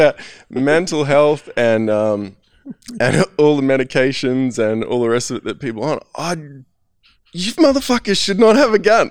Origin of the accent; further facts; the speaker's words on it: Australia; I'm from Australia